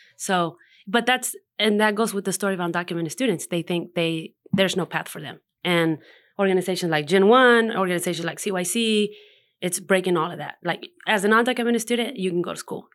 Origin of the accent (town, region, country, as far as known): Hendersonville, North Carolina, United States; born or raised there; also born or lived in Mexico